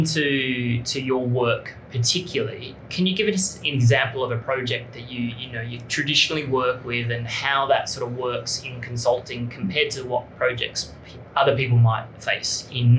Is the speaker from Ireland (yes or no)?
no; France; moved away as an adult; now in Singapore; I'm French. I'm a Singapore permanent resident as well.